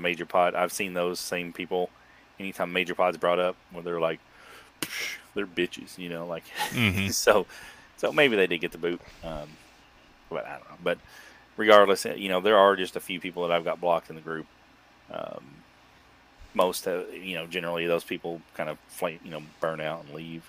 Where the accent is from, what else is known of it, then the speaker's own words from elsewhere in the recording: the South, United States; I'm from the South